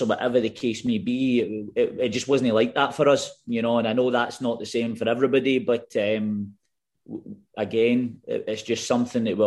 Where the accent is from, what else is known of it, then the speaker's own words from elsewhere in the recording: Glasgow, Scotland, United Kingdom; also born or lived in Newcastle / Reading; we were able to grow up in Glasgow for the most part, apart from kind of a 18-month to 2-year spell in Reading.